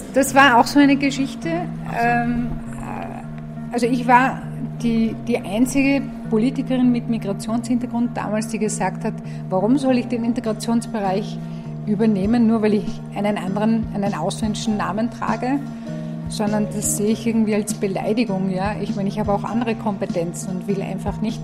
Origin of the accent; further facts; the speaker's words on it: Tyrol, Austria; ich bin kurdischstämmig, bin in Tirol aufgewachsen